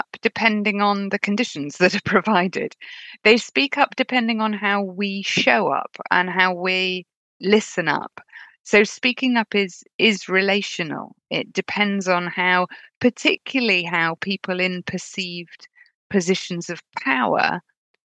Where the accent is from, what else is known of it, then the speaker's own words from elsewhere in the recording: United Kingdom; accent: British; labeled me female and British